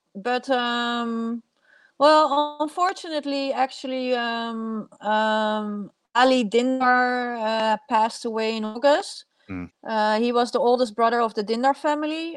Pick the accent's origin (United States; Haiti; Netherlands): Netherlands; also born or lived in Iran; I'm Dutch